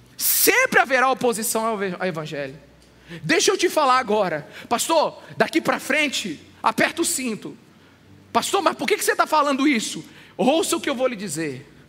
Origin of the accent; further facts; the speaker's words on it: Brazil; Nós brasileiros